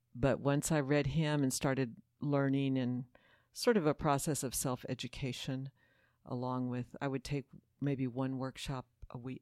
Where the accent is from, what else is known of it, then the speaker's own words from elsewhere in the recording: Houston, Texas, United States; I grew up Catholic here in Houston, Texas, at Saint Peter the Apostle Parish